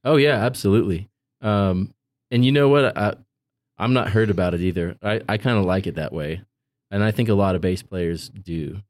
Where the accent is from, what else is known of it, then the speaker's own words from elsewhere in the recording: Visalia, California, United States; moved away as an adult; also born or lived in Boston; I had just moved there from my hometown of Visalia, California